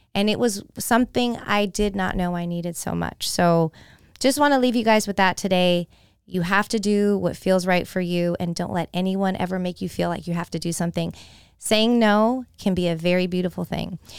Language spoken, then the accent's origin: English; San Jose, California, United States; moved away as an adult; also born or lived in Florida; now in Tampa, United States; my hometown of San Jose, California